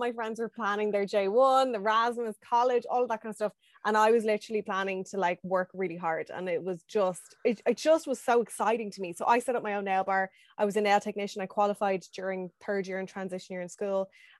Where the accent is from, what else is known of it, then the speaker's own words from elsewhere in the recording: Dublin, Leinster, Ireland; Growing up Dublin was great. Like I had access to everything. I had my first job in city center in town.